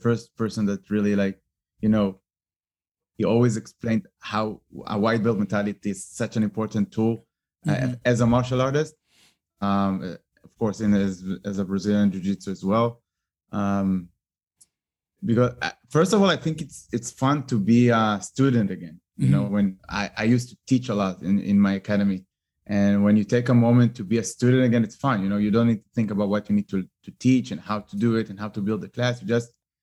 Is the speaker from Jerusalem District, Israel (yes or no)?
no; Tel Aviv, Tel Aviv District, Israel; I'm really like pure born Tel Aviv